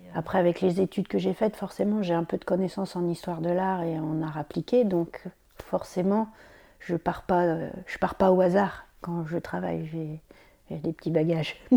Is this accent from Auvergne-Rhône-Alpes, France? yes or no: no; Champagne, Grand Est, France; moved away as an adult; now in Brittany, France; Ça fait presque 20 ans que j'habite en Bretagne. Normalement, je suis champenoise